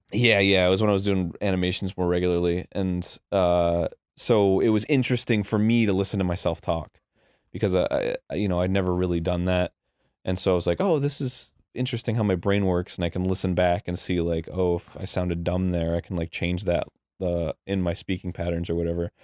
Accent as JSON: {"language": "English", "region": "Florida", "country": "United States", "tie": "born or raised there", "also_born_or_lived": "New Hampshire", "said": "I grew up in Florida"}